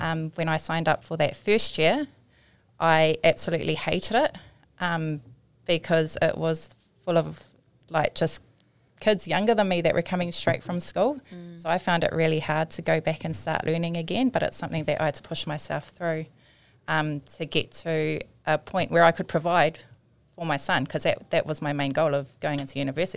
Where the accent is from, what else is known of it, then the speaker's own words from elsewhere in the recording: Auckland, New Zealand; I grew up in Otara my primary school was Flatbush Primary School.